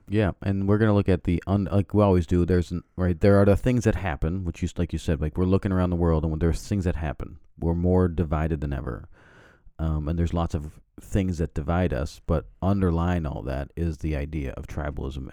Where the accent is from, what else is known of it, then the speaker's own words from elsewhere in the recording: the Prairies, Canada; I grew up in Canada, we're on the plains